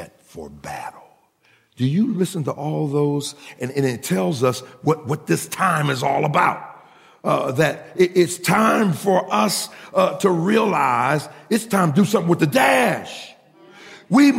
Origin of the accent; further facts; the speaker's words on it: Pittsburgh, Pennsylvania, United States; we're from Pittsburgh